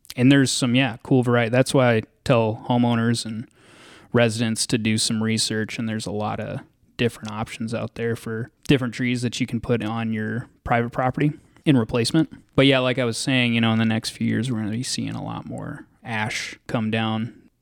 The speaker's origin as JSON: {"language": "English", "town": "Dallas", "region": "Texas", "country": "United States", "also_born_or_lived": "Western Colorado / Twin Cities, Minnesota", "moved": "as an adult", "lives_now": "Farmington, United States", "said": "I'm originally from Dallas, Texas"}